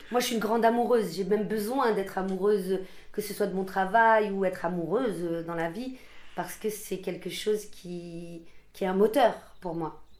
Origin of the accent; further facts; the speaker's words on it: France; c'est le message en tout cas de, de, de, de dire qu'on est français c'est, ça, c'est une vérité.